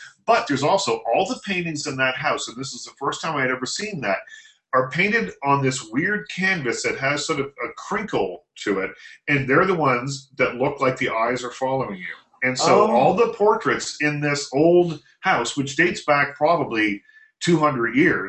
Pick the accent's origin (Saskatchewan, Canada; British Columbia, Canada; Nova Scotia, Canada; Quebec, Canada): Nova Scotia, Canada; South Shore of; moved away; There was when I grew up in Nova Scotia, in a little town in Nova Scotia. And it's a very old town.